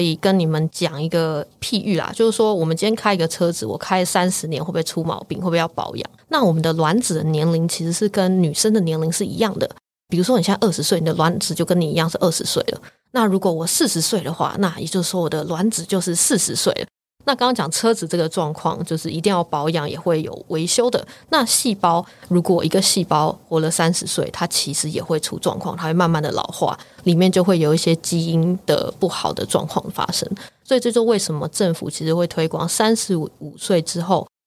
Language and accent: Chinese; Taiwan; moved away as an adult; also born or lived in United Kingdom; 这几年回到台湾之后，我就加入了 T F C Taipei Fertility Center 台北生殖中心，然后来协助他们运营这个品牌